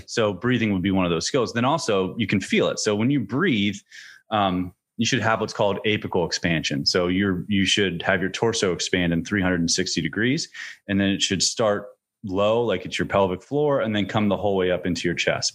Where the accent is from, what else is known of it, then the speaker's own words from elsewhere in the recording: central Pennsylvania, United States; now in Virginia, United States; I'm from, I'm from central Pennsylvania